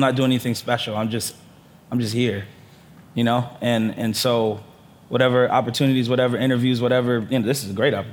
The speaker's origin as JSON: {"language": "English", "town": "Portland", "region": "Oregon", "country": "United States", "tie": "born or raised there", "also_born_or_lived": "Newport News, Virginia", "said": "I'm from Newport News, Virginia. Shout out VA. But I grew up in Portland. I grew up actually in the suburbs."}